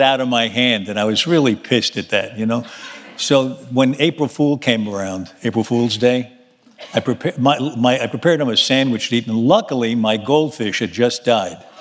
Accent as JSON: {"language": "English", "town": "New York City", "region": "New York", "country": "United States", "tie": "born or raised there", "said": "I was born in Manhattan on 32nd Street and 3rd Avenue"}